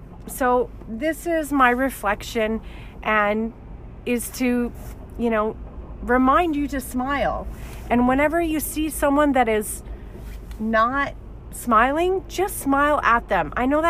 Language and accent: English; Alberta, Canada; now in Toronto, Canada; So I just recently moved to Ontario and Toronto specifically, and I came from Alberta